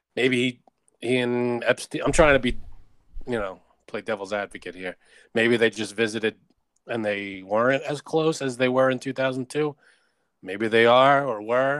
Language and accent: English; United States